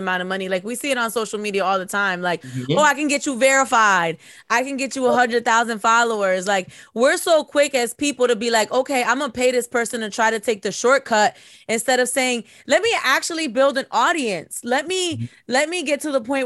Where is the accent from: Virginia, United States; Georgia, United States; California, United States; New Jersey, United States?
New Jersey, United States; We're from Jersey